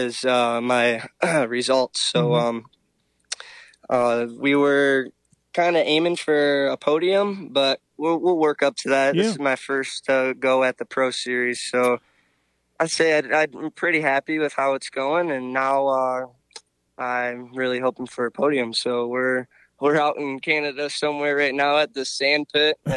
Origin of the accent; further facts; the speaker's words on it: Michigan, United States; also born or lived in Georgia; I'm from Michigan